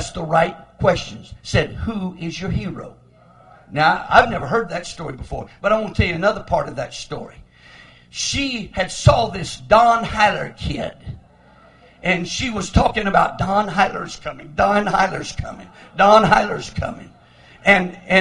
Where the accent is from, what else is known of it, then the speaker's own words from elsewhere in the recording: Lamesa, Texas, United States; I was born in La Mesa, Texas. That's where I was born, but that isn't where we lived. We lived way out in the country. We lived 30 miles from town, way out in the country